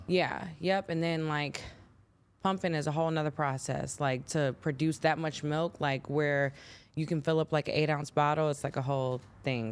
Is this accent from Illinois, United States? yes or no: yes; Chicago, Illinois, United States; I'm from Chicago. Um, my upbringing was pretty cool